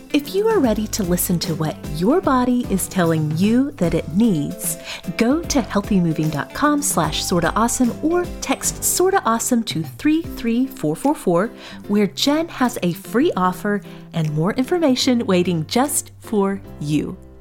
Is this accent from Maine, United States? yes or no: no; Oklahoma, United States; I grew up Baptist in Oklahoma